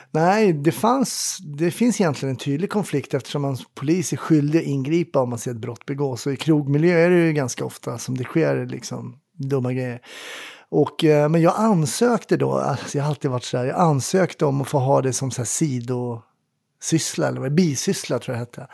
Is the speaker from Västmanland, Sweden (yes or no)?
no; Stockholm, Stockholm County, Sweden; när jag var ung i Kärrtorp